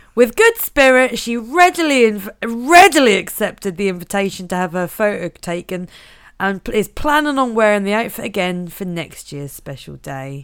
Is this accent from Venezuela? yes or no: no; Norfolk, East of England, United Kingdom; I am from Norfolk